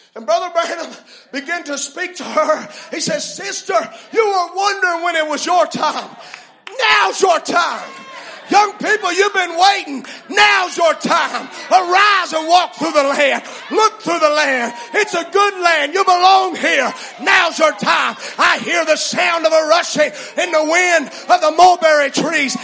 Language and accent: English; United States; our rights as citizens of the American nation